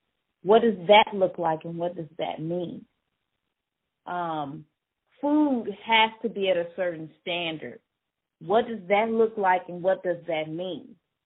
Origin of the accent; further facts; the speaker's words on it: Memphis, Tennessee, United States; moved away as an adult; now in Bay Area, United States; being born and raised in Memphis, Tennessee